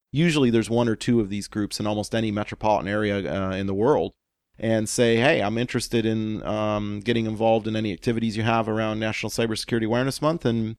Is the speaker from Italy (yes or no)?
no; Canada; as a Canadian